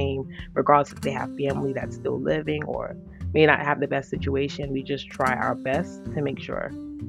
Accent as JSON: {"language": "English", "region": "New York", "country": "United States", "said": "I'm from New York."}